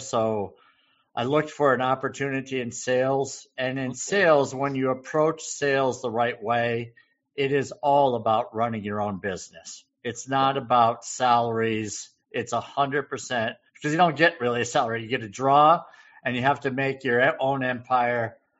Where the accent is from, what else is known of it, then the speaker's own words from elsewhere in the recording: New England, United States; I'm from New England.